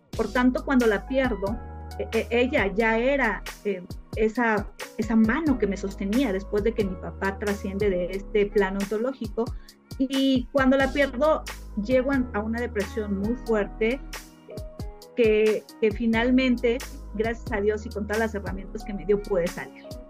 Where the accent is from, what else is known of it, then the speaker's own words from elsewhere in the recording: Mexico City, Mexico; yo soy de Ciudad de México y tenemos una casa de campo en Morelos